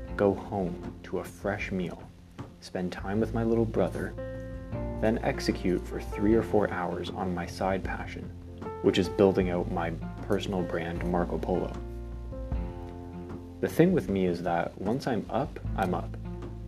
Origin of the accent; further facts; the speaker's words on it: Canada; I was born in Canada, which is one of the most free countries in the world